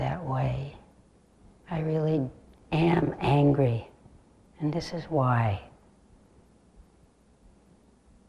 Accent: California, United States; moved away; I grew up in California

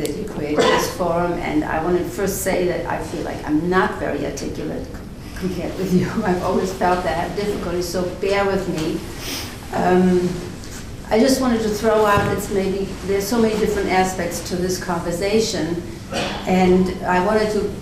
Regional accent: Germany; moved away; I grew up after the war in Germany with the legacy of the Holocaust. I'm German

